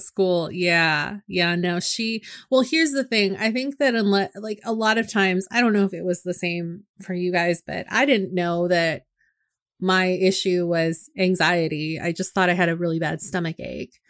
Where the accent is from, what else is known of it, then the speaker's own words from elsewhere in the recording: Northern California, United States; moved away; when I'm up north, in and around my hometown